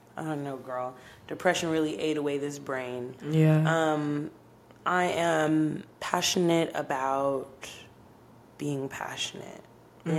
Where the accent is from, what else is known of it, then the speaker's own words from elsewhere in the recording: Dallas–Fort Worth Metroplex, Texas, United States; also born or lived in Oklahoma; I was born in Oklahoma. Um, yeah, nothing special about that. I moved here uh, to the Metroplex when I was five, so I consider myself raised in Texas